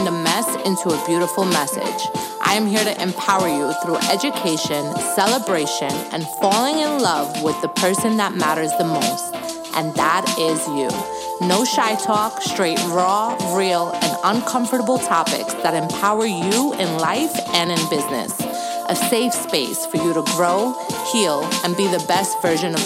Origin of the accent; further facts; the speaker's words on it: New York City, New York, United States; moved away as an adult; also born or lived in California; now in Florida, United States; growing up in New York